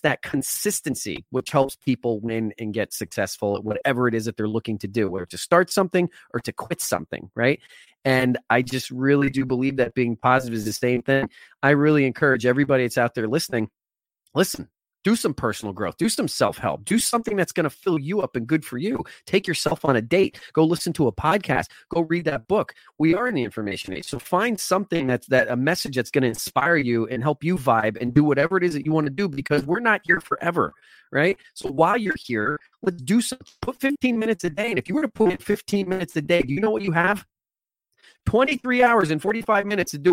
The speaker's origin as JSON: {"language": "English", "region": "New Jersey", "country": "United States", "tie": "born or raised there", "said": "I grew up in New Jersey"}